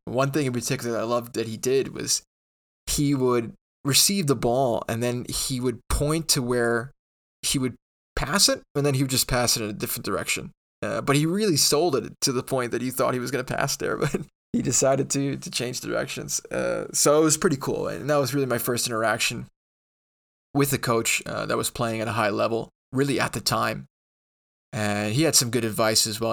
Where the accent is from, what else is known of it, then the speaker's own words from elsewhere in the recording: New York, United States; born and raised in New York